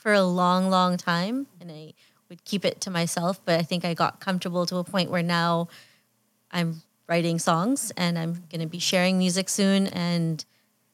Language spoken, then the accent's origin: English; Fiji; now in Canada; I can say I'm Fijian because I was actually born there.